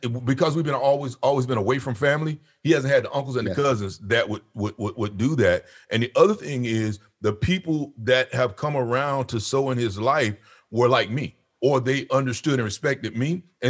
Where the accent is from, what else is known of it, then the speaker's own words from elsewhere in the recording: the South, United States; moved away; I'm from the South. I told you from the South. And so growing up, we had uncles and cousins around.